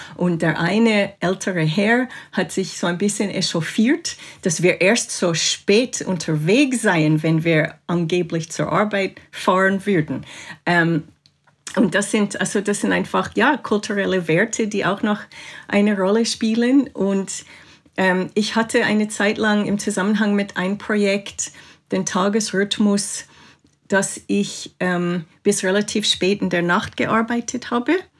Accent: Canada; also born or lived in England; now in Switzerland; ich bin in Kanada aufgewachsen

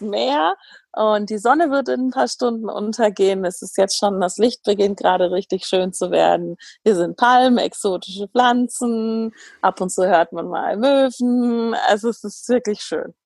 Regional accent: Germany; bei uns in Deutschland

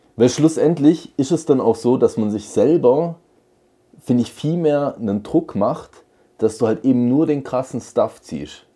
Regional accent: Radolfzell, Baden-Württemberg, Germany; Wir hatten einen Spielwarenladen in, in Radolfzell, wo ich geboren bin.

